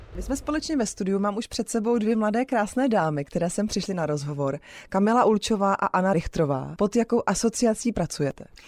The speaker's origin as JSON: {"language": "Czech", "country": "Czechia", "said": "my jako Češi"}